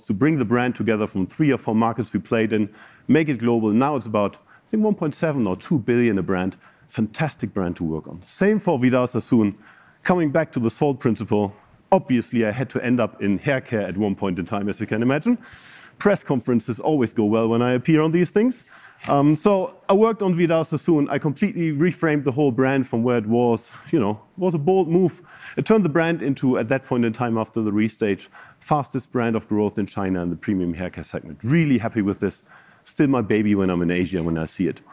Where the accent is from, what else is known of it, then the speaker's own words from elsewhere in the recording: Bremen, Germany; moved away as an adult; also born or lived in Japan; now in Chicago, United States; My hometown is Bremen